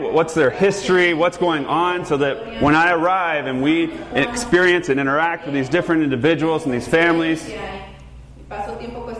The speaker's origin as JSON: {"language": "English", "region": "the South", "country": "United States", "tie": "born or raised there", "said": "I grew up in the South"}